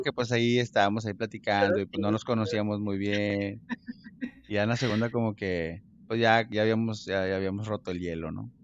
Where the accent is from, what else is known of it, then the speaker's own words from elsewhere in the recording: Mexico; now in United States; nosotros como mexicanos